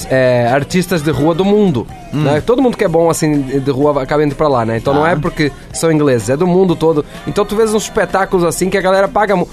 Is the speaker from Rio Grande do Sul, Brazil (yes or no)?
yes; Novo Hamburgo, Rio Grande do Sul, Brazil; bom dia, guris. Sou de Novo Hamburgo. Aqui tinha o Rua Casca.